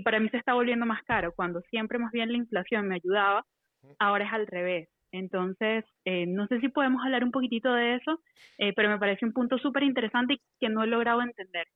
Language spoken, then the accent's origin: Spanish; Venezuela; now in Costa Rica; soy venezolana, pero vivo en Costa Rica